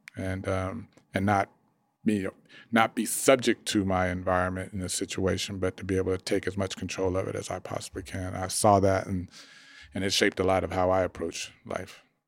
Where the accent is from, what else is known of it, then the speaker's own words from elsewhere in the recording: Dallas, Texas, United States; I grew up in Dallas